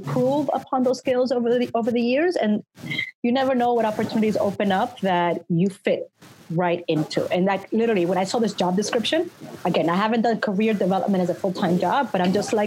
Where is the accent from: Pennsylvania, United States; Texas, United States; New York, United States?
New York, United States; moved away; I come from New York